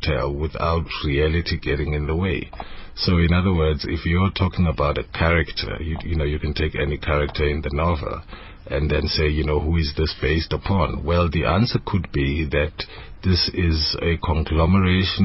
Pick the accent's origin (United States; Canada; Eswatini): Eswatini; English is a second language; moved away; also born or lived in Soweto, Johannesburg, South Africa; I grew up in Swaziland